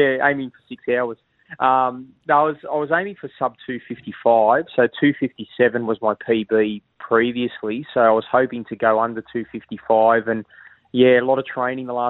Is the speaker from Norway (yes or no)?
no; Sydney, New South Wales, Australia; moved away as an adult; also born or lived in Mascot, Sydney / Maroubra, Sydney; now in Queensland, Australia; I was born in Mascot, moved to Maroubra when I was 12, lived in New South Wales for 30 years